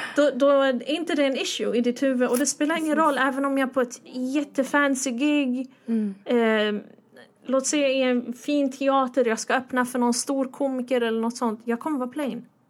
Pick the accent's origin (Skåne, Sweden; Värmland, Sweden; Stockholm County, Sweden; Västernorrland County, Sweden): Stockholm County, Sweden; Stockholm; jag är från Husby